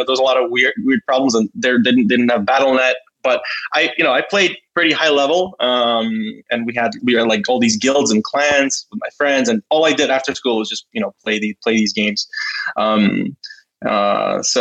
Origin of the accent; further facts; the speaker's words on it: New York, United States; moved away as an adult; now in Ukraine; I grew up in New York